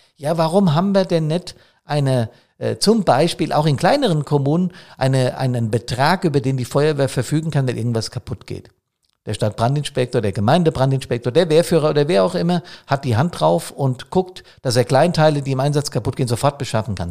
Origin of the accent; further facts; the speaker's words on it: Main-Taunus district, Hesse, Germany; Der Main-Taunus-Kreis hier für meine Heimatstadt